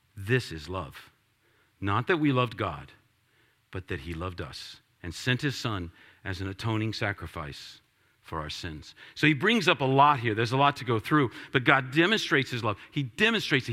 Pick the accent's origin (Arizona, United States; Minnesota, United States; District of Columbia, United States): District of Columbia, United States; Washington; I'm from Washington, D C